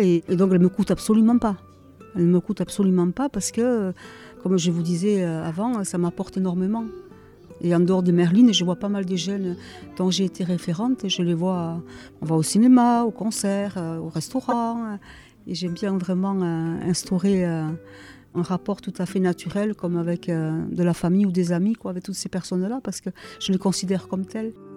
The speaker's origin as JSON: {"language": "French", "town": "Boucau", "region": "Nouvelle-Aquitaine", "country": "France", "tie": "born or raised there", "also_born_or_lived": "Congo", "said": "j'ai grandi au Bouco et parmi les, les, immigrés portugais et espagnols"}